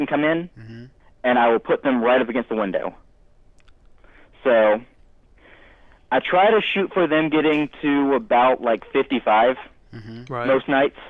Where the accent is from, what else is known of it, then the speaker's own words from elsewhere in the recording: Georgia, United States; I'm from Georgia.